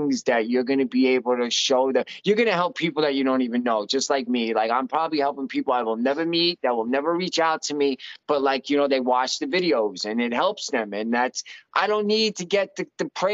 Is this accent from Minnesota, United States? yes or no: no; New York, United States; moved away as an adult; I'm from New York